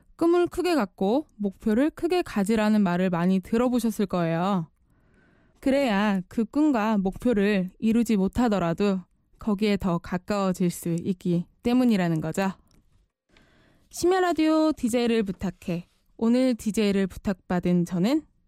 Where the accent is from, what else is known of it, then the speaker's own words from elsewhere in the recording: Chuncheon, Gangwon, South Korea; moved away as an adult; 원래 집이 춘천입니다. 닭갈비로 유명한 강원도 춘천. 아시죠? 대학 시절 때부터 이제 자취를 시작했지만 대부분의 학창 시절을 춘천에서 보냈거든요.